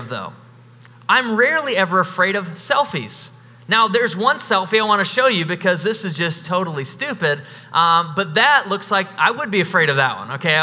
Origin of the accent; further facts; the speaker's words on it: United States; we're all from America